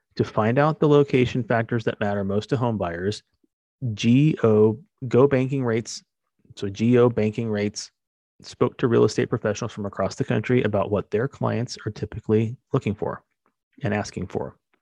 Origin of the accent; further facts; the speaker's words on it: Arizona, United States; moved away as an adult; also born or lived in San Diego, California; now in Southern California, United States; When I first came to Southern California growing up in Arizona, I moved to San Diego